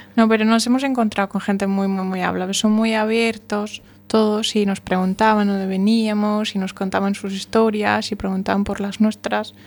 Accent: Germany; yo siendo alemana y apareciendo alemana

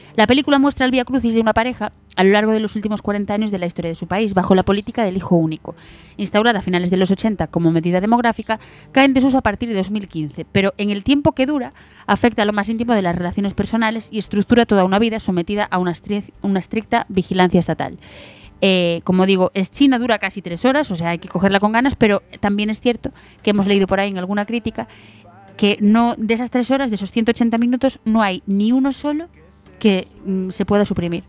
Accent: A Mariña, Lugo, Galicia, Spain; yo soy de la Marina de Lugo

